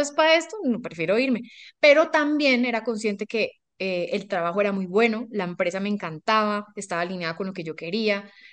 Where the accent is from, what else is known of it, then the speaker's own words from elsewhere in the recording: Colombia; also born or lived in Ecuador; Yo estudié ingeniería industrial eh, en Colombia, yo soy colombiana, vivo acá